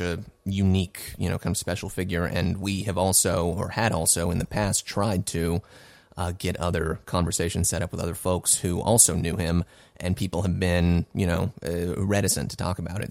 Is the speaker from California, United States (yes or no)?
yes; California, United States; moved away as an adult; also born or lived in Los Angeles / New York; I've been in California for twenty-seven of my thirty years